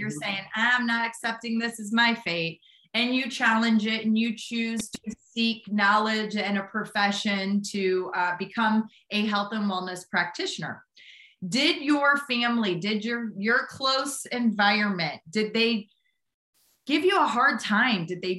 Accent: St. Louis, Missouri, United States; I'm from Midwest myself. I grew up in Missouri, St. Louis, Missouri.

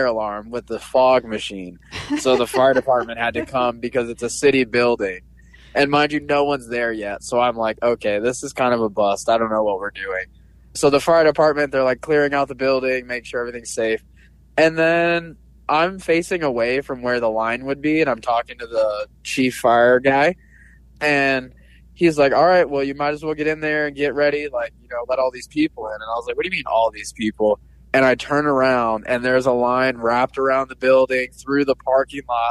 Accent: Sierra Vista, Arizona, United States; now in Tucson, United States; my hometown of Sierra Vista

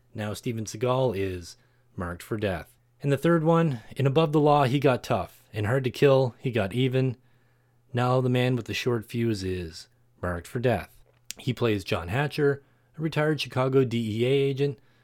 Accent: Canada; Canada, my home country

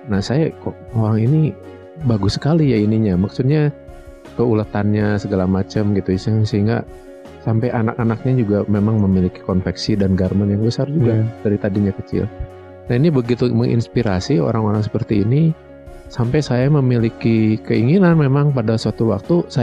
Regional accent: Bandung, West Java, Indonesia; Saya lahir di Bandung

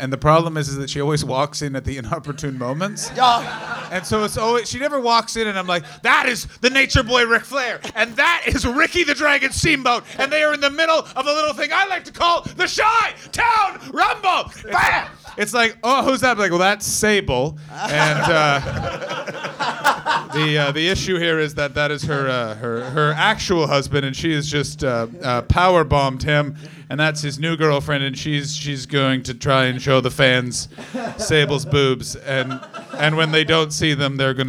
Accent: Ottawa, Ontario, Canada; No, I'm from Ottawa. I'm from the capital city.

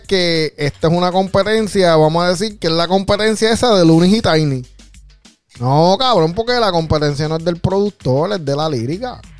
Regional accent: Puerto Rico; nosotros en Puerto Rico

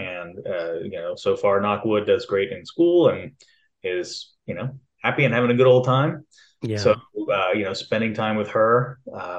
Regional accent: Lake Charles, Louisiana, United States; also born or lived in Austin, Texas; now in Knoxville, United States; I grew up in Southwest Louisiana, Lake Charles, Louisiana.

